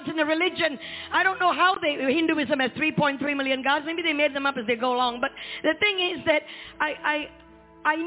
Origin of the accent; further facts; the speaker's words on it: Malaysia; where I was born in Malaysia